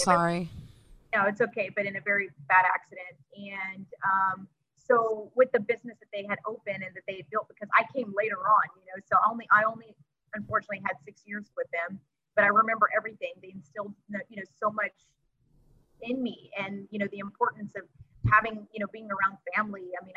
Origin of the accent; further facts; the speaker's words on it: Texas City, Texas, United States; I was born and raised in Texas City, Texas